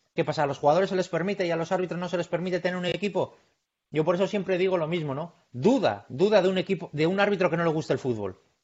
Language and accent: Spanish; Bilbao, Basque Country, Spain; yo soy de Bilbao